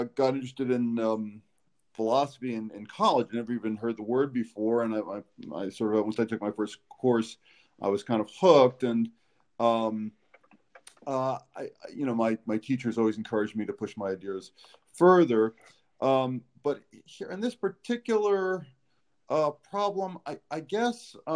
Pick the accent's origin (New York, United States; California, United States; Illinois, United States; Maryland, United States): New York, United States; now in Alabama, United States; I'm from New York originally